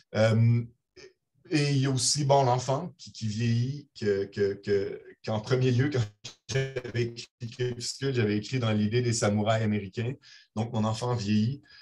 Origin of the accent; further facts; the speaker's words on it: Brussels, Brussels-Capital Region, Belgium; now in Montreal, Canada; Je suis né à Bruxelles. je suis citoyen canadien et belge à la fois